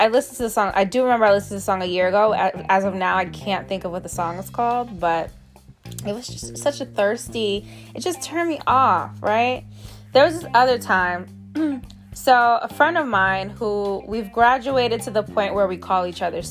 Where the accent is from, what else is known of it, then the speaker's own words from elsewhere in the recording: New York City, New York, United States; also born or lived in Atlanta, Georgia; I'm a New Yorker